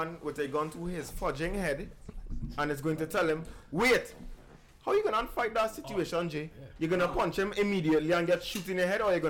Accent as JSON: {"language": "English", "country": "Jamaica", "said": "See, I love being the Jamaican here tonight."}